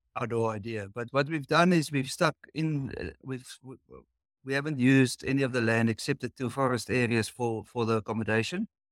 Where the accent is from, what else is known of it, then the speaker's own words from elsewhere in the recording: Cape Town, Western Cape, South Africa; we're from the Cape Town in South Africa.